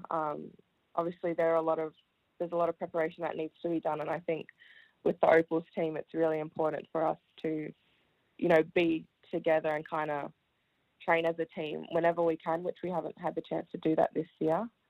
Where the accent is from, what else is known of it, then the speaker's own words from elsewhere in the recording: Melbourne, Victoria, Australia; also born or lived in Wellington, New Zealand; my family and I moved to Australia, to Melbourne when I was five. So I started primary school at Oak Park Primary School